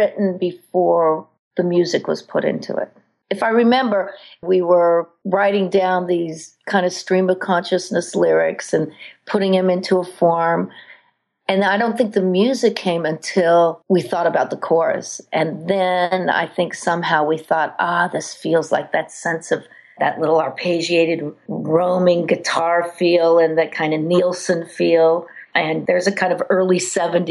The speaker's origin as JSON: {"language": "English", "region": "Colorado", "country": "United States", "also_born_or_lived": "New York City", "moved": "yes", "said": "I'm from Colorado"}